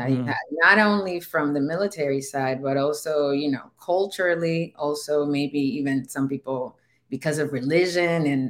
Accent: Dominican Republic; first language Spanish; English is a second language; moved away; I'm from the Dominican Republic

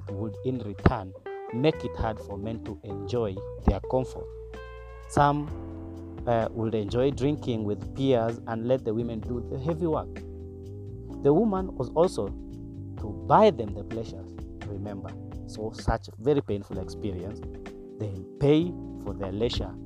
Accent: Turkana County, Kenya; Growing without a father in a pastoralist community, in Turkana specifically

